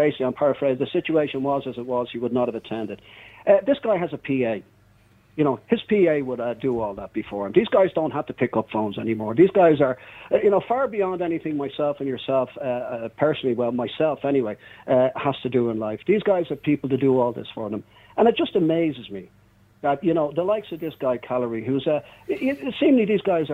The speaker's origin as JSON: {"language": "English", "town": "Swords", "region": "Leinster", "country": "Ireland", "said": "I'm from Swords"}